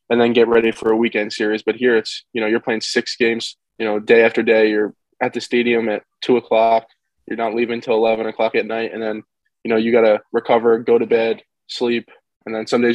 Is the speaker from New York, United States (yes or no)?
yes; Rye Brook, New York, United States; also born or lived in North Carolina; I'm from Rybrook, New York